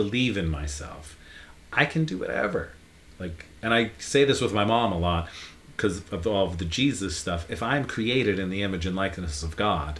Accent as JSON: {"language": "English", "region": "Northeast Pennsylvania", "country": "United States", "tie": "born or raised there", "said": "growing up in Northeast PA"}